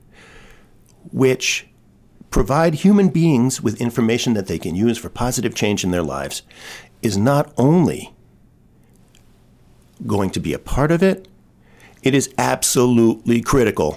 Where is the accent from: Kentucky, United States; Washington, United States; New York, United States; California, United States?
New York, United States; New York City; moved away as an adult; I am from Brooklyn, New York. I went to Brooklyn Friends School